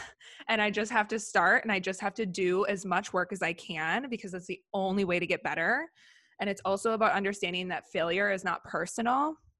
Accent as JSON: {"language": "English", "area": "Minneapolis area", "region": "Wisconsin", "country": "United States", "tie": "born or raised there", "also_born_or_lived": "Miami / Tokyo", "moved": "as an adult", "lives_now": "Los Angeles, United States", "said": "I grew up in Minneapolis area, Wisconsin, but right on the border"}